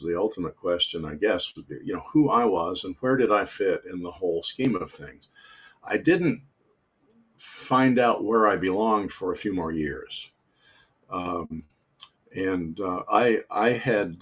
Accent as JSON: {"language": "English", "region": "Utah", "country": "United States", "tie": "born or raised there", "moved": "yes", "lives_now": "South Korea", "said": "I was born and raised in Utah"}